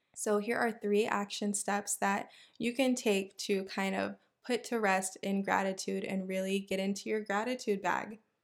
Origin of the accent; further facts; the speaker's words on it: Houston, Texas, United States; I am from Houston, Texas, born and raised